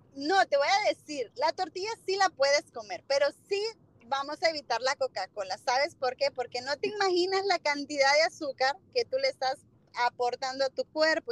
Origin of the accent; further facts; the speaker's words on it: Tegucigalpa, Francisco Morazán, Honduras; moved away as an adult; also born or lived in Northern Virginia, United States; now in Virginia, United States; yo soy de Honduras, soy de Tegucigalpa y pues actualmente tengo tres años viviendo aquí en el norte de Virginia